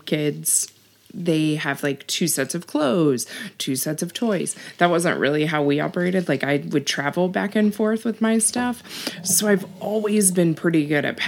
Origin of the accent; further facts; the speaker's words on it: Kansas City, Missouri, United States; also born or lived in Columbia, Missouri / Fort Collins, Colorado; now in Kansas City, Kansas, United States; I was born in Kansas City, mm-hmm. raised in Kansas City